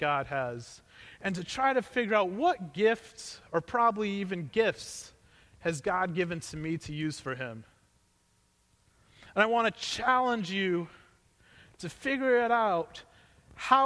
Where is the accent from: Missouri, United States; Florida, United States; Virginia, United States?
Missouri, United States; Growing up in Missouri, we didn't have extended family that lived around us.